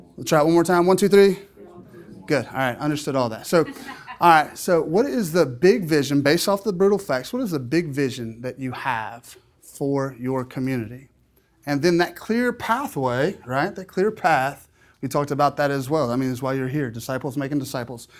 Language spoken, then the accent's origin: English; South Louisiana, United States; I'm from South Louisiana